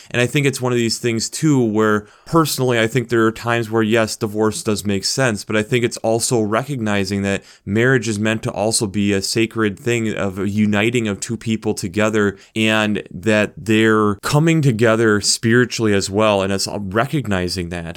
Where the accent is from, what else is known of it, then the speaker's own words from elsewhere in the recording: United States; being an American